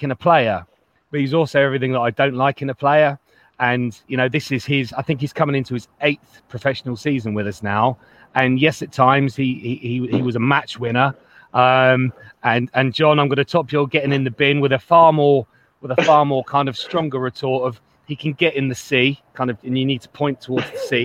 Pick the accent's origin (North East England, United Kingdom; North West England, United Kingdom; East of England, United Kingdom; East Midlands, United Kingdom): East Midlands, United Kingdom; Lincolnshire; moved away; I'm originally from Lincolnshire, which is why I've got a very strange accent at times